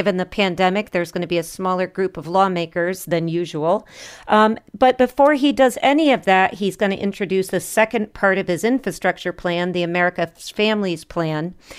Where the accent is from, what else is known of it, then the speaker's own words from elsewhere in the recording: New York, United States; apparently Democrats from my home state of New York sent a letter to House leadership